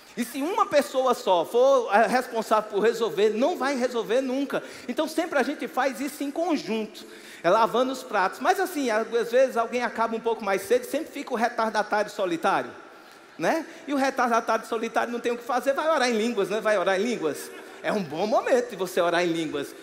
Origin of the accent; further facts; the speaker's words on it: Campina Grande, Paraíba, Brazil; eu sou nascido e criado em Campina Grande